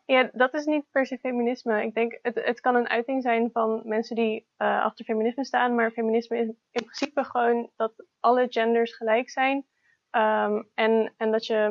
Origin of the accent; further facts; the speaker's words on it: Utrecht, Netherlands; also born or lived in Almere; En ik ben opgegroeid in Utrecht.